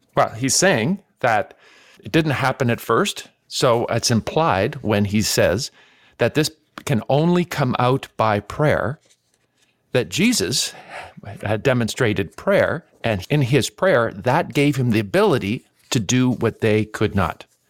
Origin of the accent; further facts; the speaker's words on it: Canada; Growing up in Canada